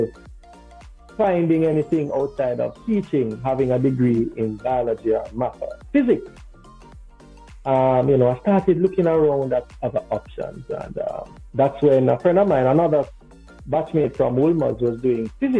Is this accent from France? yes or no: no; Kingston, Jamaica; I was born and raised here in Kingston, Jamaica.